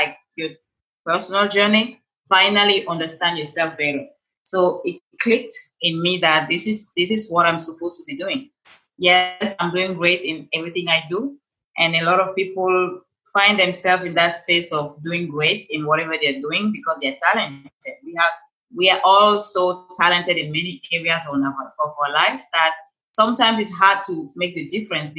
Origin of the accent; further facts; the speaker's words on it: Cameroon; moved away as an adult; now in Los Angeles, United States; So I'm originally from Cameroon. That's where I have this beautiful accent. I moved in to Los Angeles 4 years ago, straight from Cameroon